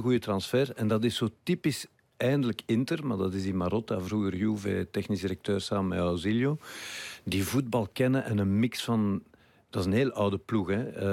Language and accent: Dutch; Brussels, Brussels-Capital Region, Belgium; ik kwam van Brussel